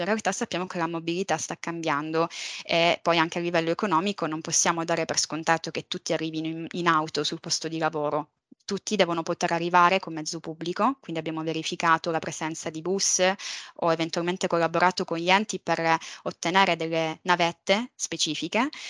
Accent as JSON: {"language": "Italian", "town": "Palermo", "region": "Sicily", "country": "Italy", "tie": "born or raised there", "also_born_or_lived": "Valencia", "said": "sono nata e cresciuta a Palermo"}